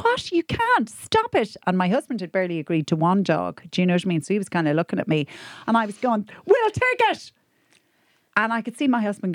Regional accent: Ireland; I'm so Irish

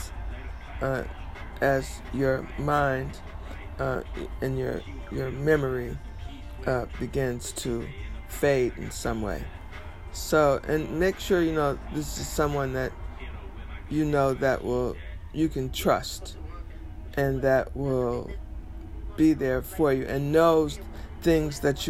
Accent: Detroit, Michigan, United States; his Detroit studio, known as Hitsville, USA, my hometown.

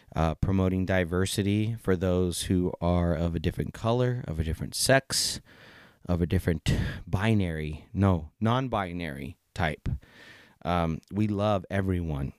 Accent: San Jose, California, United States; also born or lived in Plumas County, California; I grew up in San Jose, California

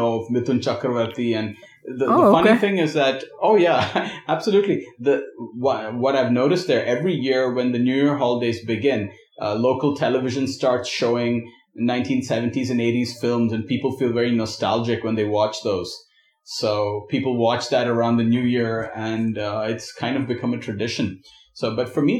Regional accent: United States; also born or lived in Sakhalin, Russia; now in Mumbai, India; I grew up in the United States

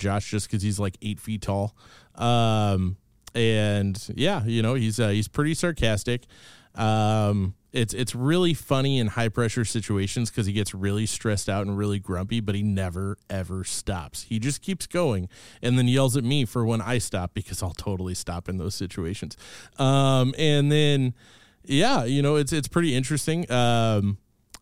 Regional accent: Kansas City, United States; I'm from Kansas City. I'm a total city kid

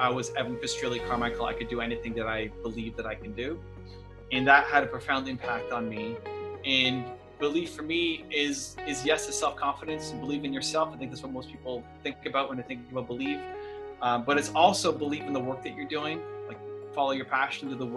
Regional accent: Toronto, Ontario, Canada; I'm Canadian, born and raised in Toronto, Canada.

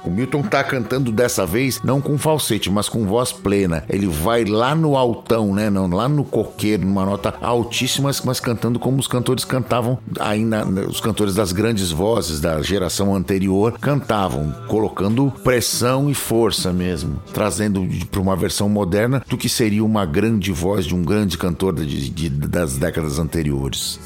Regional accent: Brazil; a gente tem a diferença do idioma, né, com os nossos vizinhos latinos aqui

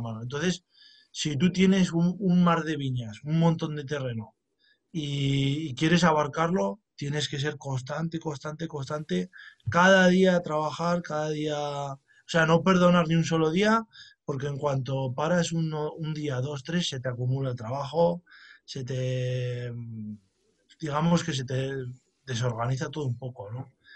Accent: La Rioja, Spain; aquí en mi tierra, que es La Rioja

